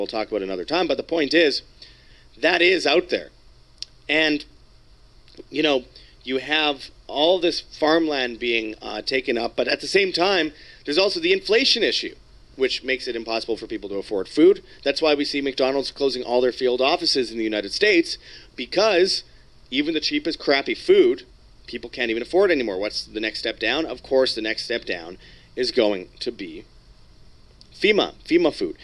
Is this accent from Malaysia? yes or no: no; Winnipeg, Manitoba, Canada; Winnipeg, Canada, my hometown